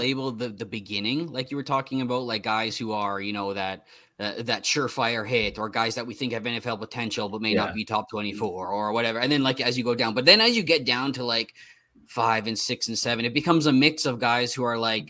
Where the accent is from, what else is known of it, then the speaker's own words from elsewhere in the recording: Canada; I'm Canadian, man.